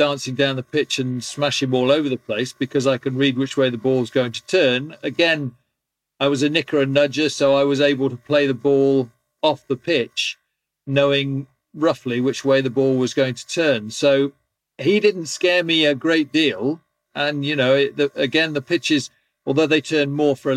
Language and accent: English; England, United Kingdom; being an Englishman